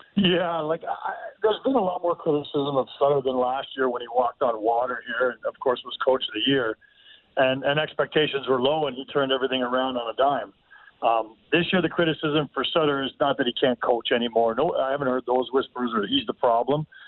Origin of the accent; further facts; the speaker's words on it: Toronto, Ontario, Canada; I'm from Toronto